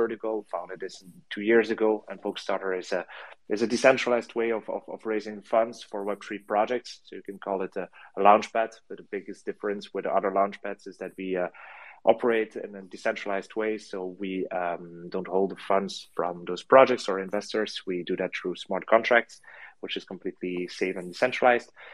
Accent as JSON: {"language": "English", "country": "France", "moved": "yes", "lives_now": "Belgium", "said": "I'm based in Belgium. And so I'm originally from France, but I've been studying here and I live here."}